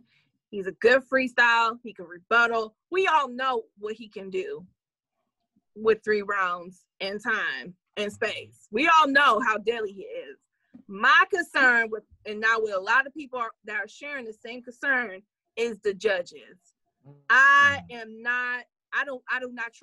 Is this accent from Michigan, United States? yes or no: yes; Detroit, Michigan, United States; also born or lived in Chicago, United States; now in Columbus, United States; I'm from Detroit, 6 Mile